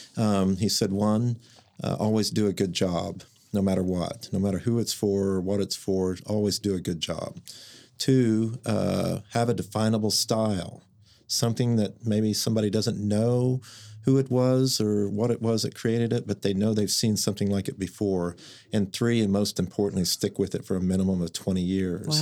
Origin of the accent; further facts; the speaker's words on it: Mustang, Oklahoma, United States; also born or lived in San Francisco; I grew up in Mustang, Oklahoma